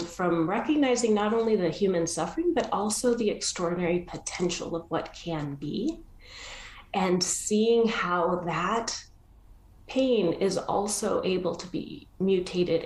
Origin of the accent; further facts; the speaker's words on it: Argentina; I was born in Argentina